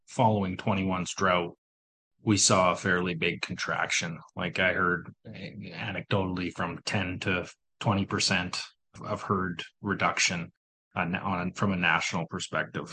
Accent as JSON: {"language": "English", "town": "Miami", "region": "Manitoba", "country": "Canada", "tie": "born or raised there", "also_born_or_lived": "Winnipeg", "said": "my hometown is near Miami"}